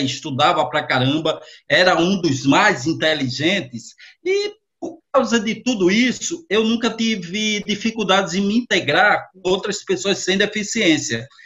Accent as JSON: {"language": "Portuguese", "town": "Natal", "region": "Rio Grande do Norte", "country": "Brazil", "tie": "born or raised there", "said": "sou lá de Natal, no Rio Grande do Norte, com muito orgulho, né? até a semana passada foi Dia do Nordestino, é dia 8 de outubro, e eu tenho essa maior alegria e satisfação. E aí nasci naquela cidade"}